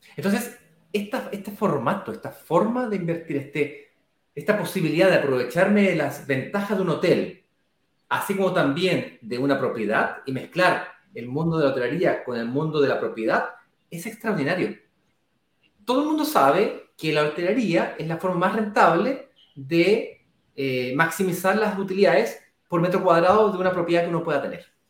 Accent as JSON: {"language": "Spanish", "country": "Chile", "moved": "yes", "lives_now": "Brazil", "said": "yo soy chileno, vivo en Brasil, pero soy chileno"}